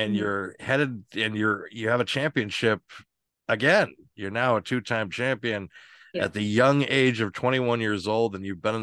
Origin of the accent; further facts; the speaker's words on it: Boston, Massachusetts, United States; I'm from Boston